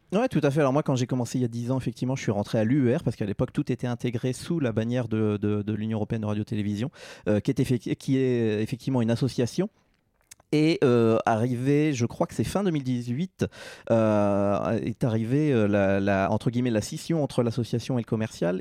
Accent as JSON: {"language": "French", "region": "Normandy", "country": "France", "tie": "born or raised there", "also_born_or_lived": "Paris, France", "moved": "as an adult", "lives_now": "Geneva, Switzerland", "said": "je suis un Normand d'origine, donc je suis français, né en Normandie"}